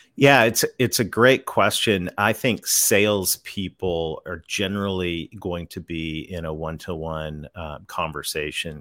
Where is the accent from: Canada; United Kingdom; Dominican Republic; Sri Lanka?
Canada; moved away as an adult; now in Conway, United States; I'm a Canadian kid that married a Southern girl, so I live right on the south edge of the Ozark Mountains in the great state of Arkansas